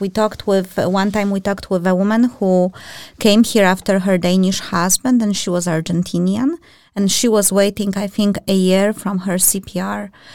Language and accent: English; Poland; now in Denmark; I'm from European Union, just like Marta, we are Polish